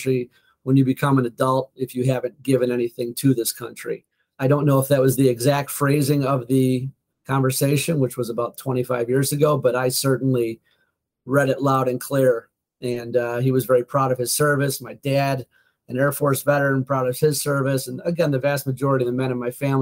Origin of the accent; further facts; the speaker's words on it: Oakbrook Terrace, Illinois, United States; I was born in Oak Brook Terrace, which is about a suburb about 20 minutes outside of Chicago. Middle class at best, blue collar